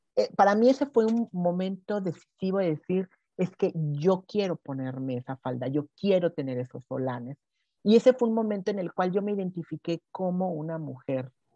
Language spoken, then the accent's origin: Spanish; Veracruz, Mexico; now in Mexico City, Mexico; yo soy jarocha